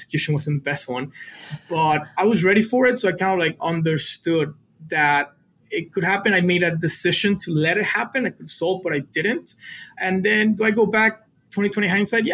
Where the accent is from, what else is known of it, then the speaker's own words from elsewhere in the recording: Matamoros, Tamaulipas, Mexico; English is a second language; moved away as an adult; also born or lived in Mexico City / San Antonio, Texas; I was born in Mexico City, but I grew up on a border town called Matamoros, which is across from Brownsville, Texas